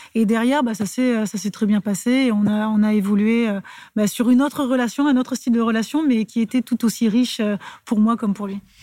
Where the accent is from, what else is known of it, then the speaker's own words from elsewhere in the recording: Clermont-Ferrand, Auvergne-Rhône-Alpes, France; moved away; also born or lived in Lyon; je suis de Clermont